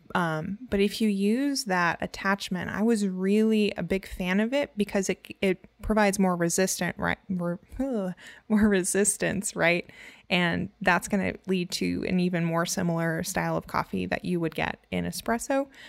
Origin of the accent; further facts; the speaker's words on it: Louisiana, United States; I'm from Louisiana